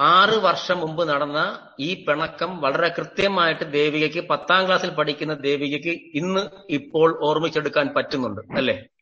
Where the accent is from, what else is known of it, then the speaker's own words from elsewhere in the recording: Neyyattinkara, Kerala, India; ഞാൻ എന്റെ സ്വദേശം നെയ്യാറ്റിങ്കരയാണ്